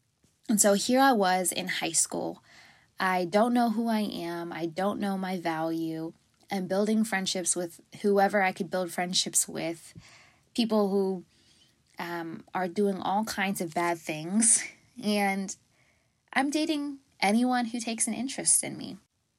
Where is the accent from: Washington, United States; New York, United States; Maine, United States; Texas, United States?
Texas, United States; Fort Worth; So I grew up in Fort Worth, Texas. No silver spoon in my mouth. Both working parents. And it was in a Christian household.